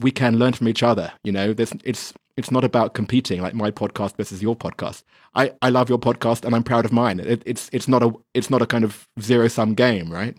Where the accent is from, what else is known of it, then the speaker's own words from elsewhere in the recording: England, United Kingdom; now in China; I'm English